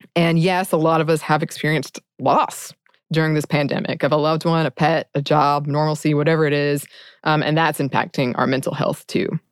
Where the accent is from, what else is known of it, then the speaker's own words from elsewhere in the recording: United States; my experience as an American